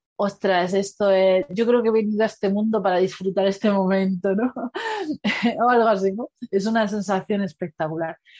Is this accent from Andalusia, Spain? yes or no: yes; Granada, Andalusia, Spain; yo soy de Granada